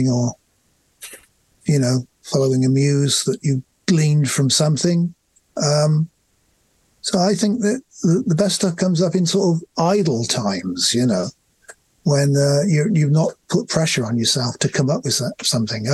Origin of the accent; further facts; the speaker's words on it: England, United Kingdom; we're English.